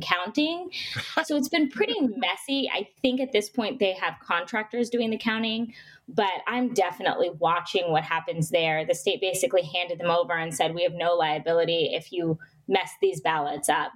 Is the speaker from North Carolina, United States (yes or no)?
no; Arizona, United States; my home state of Arizona